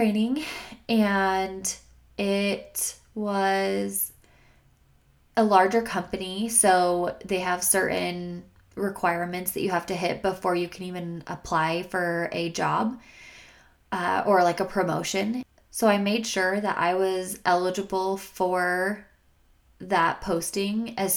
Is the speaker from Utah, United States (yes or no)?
yes; Logan, Utah, United States; moved away as an adult; now in Salt Lake City, United States; I realized that Logan did not have as much in store for me. After that incident, I needed a fresh start and did not think that my hometown was going to be able to provide that for me